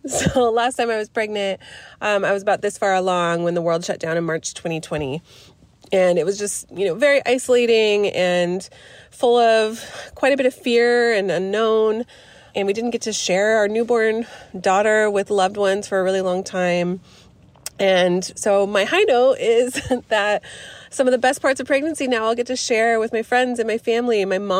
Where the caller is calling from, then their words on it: Portland, Oregon, United States; I'm calling from Portland, Oregon.